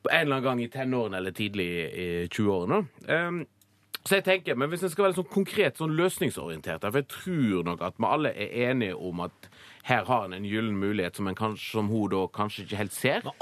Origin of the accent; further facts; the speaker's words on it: Norway; jeg tenker at vi som nordmenn En av de luksusene vi har som, uh, altså, som unge nordmenn har, er f.eks. muligheten til å oppleve da, å bo i utlandet